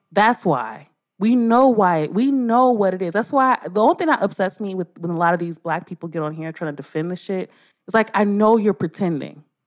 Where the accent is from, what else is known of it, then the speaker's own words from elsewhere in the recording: Los Angeles, California, United States; I was raised in, I'm in South, I'm from South Central L